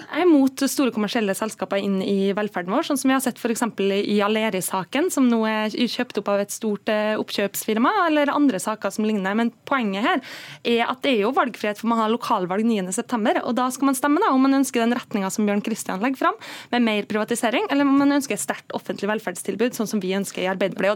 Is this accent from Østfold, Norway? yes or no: no; Møre og Romsdal, Norway; Jeg kommer fra Møre og Romsdal